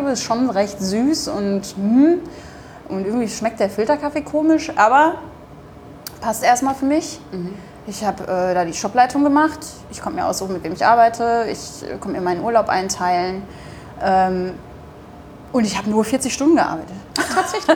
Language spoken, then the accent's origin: German; Duisburg, North Rhine-Westphalia, Germany; accent: Ruhrpott; moved away as an adult; also born or lived in Bremen; now in Hamburg, Germany; in meiner Heimatstadt Duisburg